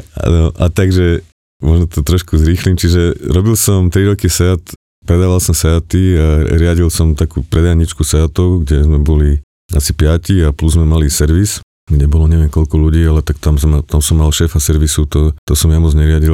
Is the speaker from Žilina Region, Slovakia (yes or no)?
yes; Čadca, Žilina Region, Slovakia; moved away; pochádzam z Kisúc, z Čace